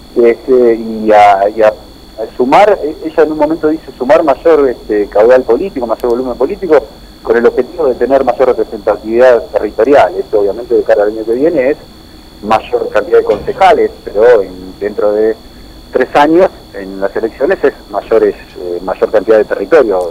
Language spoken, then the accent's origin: Spanish; Junín, Buenos Aires Province, Argentina; nosotros que somos de Junín decimos que nos conocemos todos